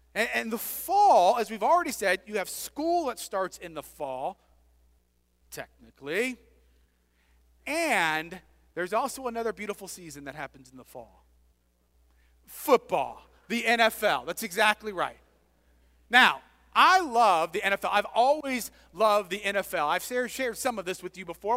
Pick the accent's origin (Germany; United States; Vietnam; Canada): United States; moved away as an adult; also born or lived in Scotland